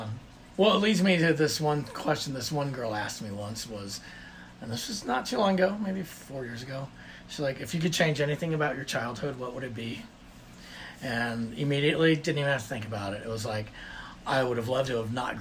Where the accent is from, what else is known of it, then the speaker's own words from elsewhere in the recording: Texas, United States; I'm …. Let's see, I guess born in Texas, born and raised in Texas.